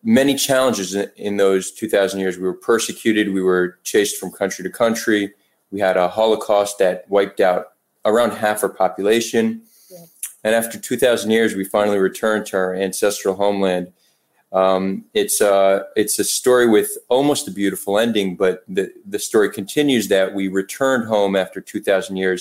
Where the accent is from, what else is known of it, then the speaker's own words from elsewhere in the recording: New Jersey, United States; moved away as an adult; also born or lived in New York / Israel; But I did grow up in New Jersey, the armpit of America.